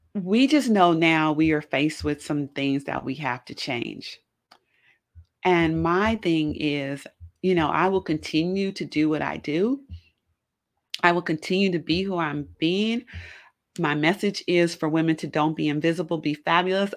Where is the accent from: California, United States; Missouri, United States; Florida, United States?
Missouri, United States; Kansas City; also born or lived in Chicagoland area, Illinois; now in Chicago area, United States; I'm not originally from Chicago. I'm from Kansas City, Missouri. I grew up in the city.